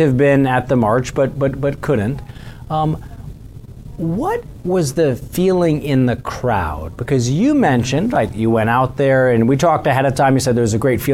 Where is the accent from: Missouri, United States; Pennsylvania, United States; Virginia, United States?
Missouri, United States; my home state of Missouri